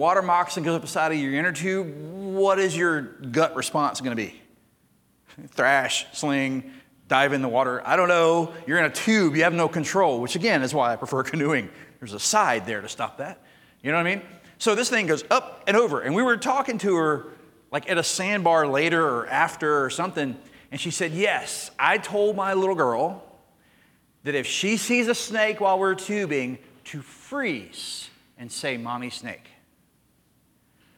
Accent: Jackson, Mississippi, United States; Growing up in Mississippi

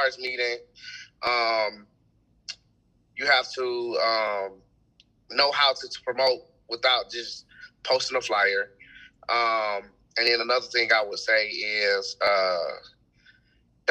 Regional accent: Atlanta, Georgia, United States; also born or lived in Douglasville, Georgia; I'm from Atlanta, Georgia, man. I was born in the hospital. I'm from the center of the city

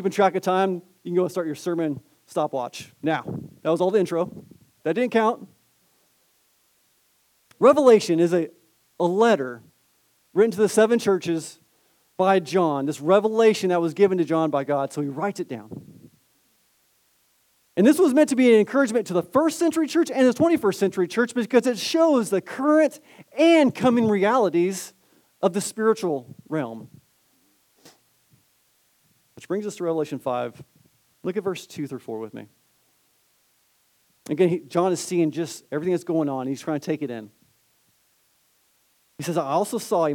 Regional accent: Southern California, United States; Born and raised in Southern California in the 80s.

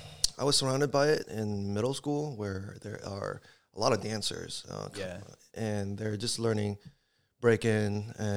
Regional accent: California, United States; I come from Lynbrook, near Cupertino.

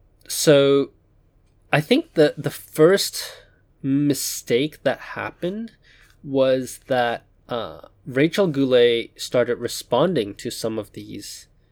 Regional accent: Hong Kong; Now, I grew up in Hong Kong. Hong Kong does not have a large Jewish population.

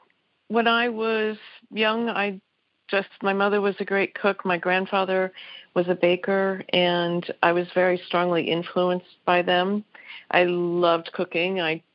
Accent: Philadelphia, Pennsylvania, United States; also born or lived in Michigan / Hawaii / Southern California; And I grew up mostly in Philadelphia. We traveled a lot. My dad was in the Air Force. So I was born in Michigan on an Air Force base. We moved to Hawaii when I was very young

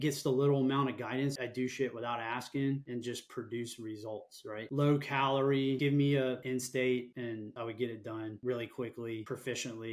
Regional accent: Florida Keys, United States; I grew up here in Florida, down in on an island in the Florida Keys, like south of Key Largo.

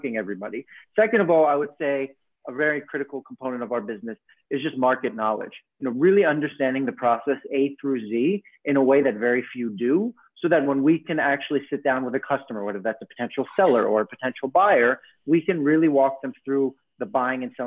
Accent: New York City, New York, United States; I have a sense of pride having been being a native New Yorker and having been born on the island of Manhattan

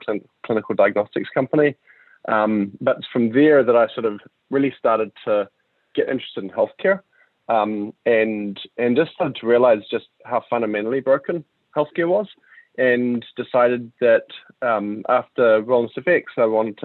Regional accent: New Zealand; moved away as an adult; also born or lived in United States; I'm from New Zealand and that's where I'm at right now.

